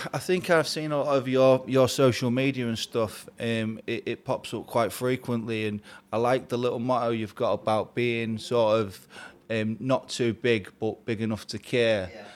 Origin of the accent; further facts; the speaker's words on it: Grimsby, Yorkshire and the Humber, United Kingdom; I'm from Grimsby in the northeast